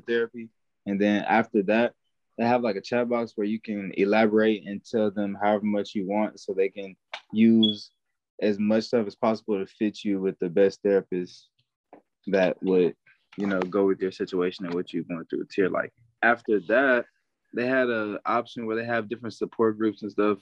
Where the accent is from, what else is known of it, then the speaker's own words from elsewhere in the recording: Houston, Texas, United States; I'm from Houston, Texas, 20 years old right now